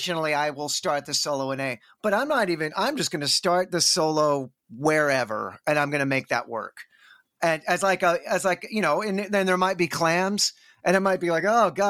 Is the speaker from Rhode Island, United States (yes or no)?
no; Texas, United States; I'm from Texas, so of course I say everything like a fucking hick